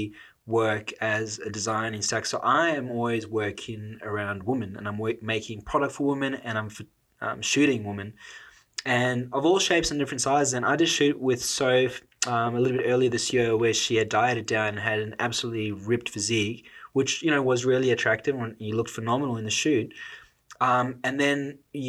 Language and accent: English; South Africa; I'm South African. Like, we grow up around food